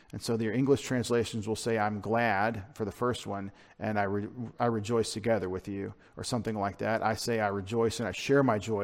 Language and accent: English; United States; I'm an American